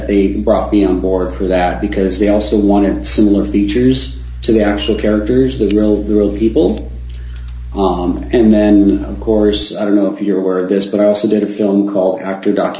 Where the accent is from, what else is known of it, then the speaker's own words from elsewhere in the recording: Tucson, Arizona, United States; I was raised in Tucson